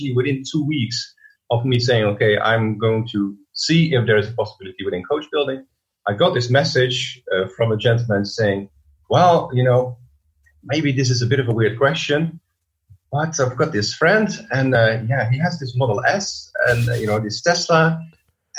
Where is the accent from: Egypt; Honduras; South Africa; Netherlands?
Netherlands; English is a second language; moved away as an adult; also born or lived in London; I studied design in the Netherlands, as you surely can hear. I'm from the Netherlands